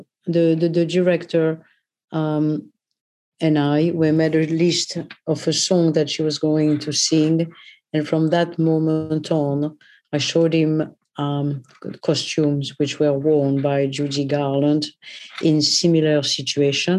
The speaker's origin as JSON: {"language": "English", "town": "Paris", "region": "Île-de-France", "country": "France", "tie": "born or raised there", "moved": "yes", "lives_now": "London, United Kingdom", "said": "I was born in Paris, but I grew up in Paris"}